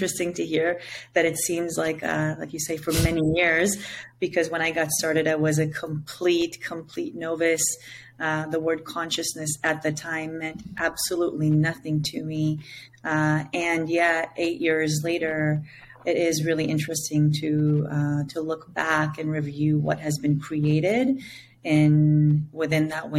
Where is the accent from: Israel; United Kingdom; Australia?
Israel; first language Hebrew; English is a second language; now in Costa Rica; born in Israel. My name literally means sacred song in my native language of Hebrew